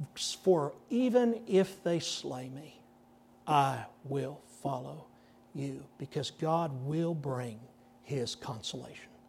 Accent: Texas, United States; I said, "Yes, sir, I am." Did my accent give it away?

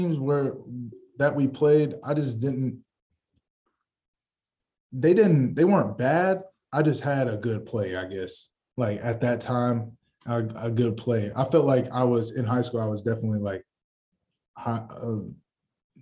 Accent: Illinois, United States; I'm from Illinois

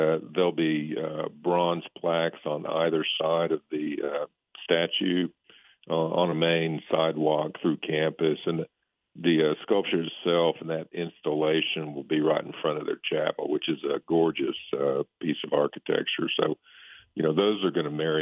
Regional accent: Oklahoma, United States; moved away as an adult; I'm from Oklahoma.

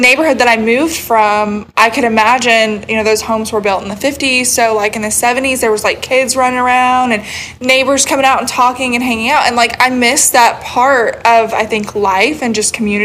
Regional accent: the South, United States; I'm from the South

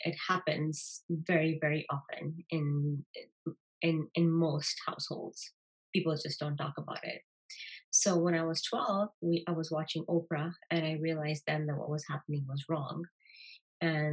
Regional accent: Kenya; I was born and raised in Kenya in a normal Indian

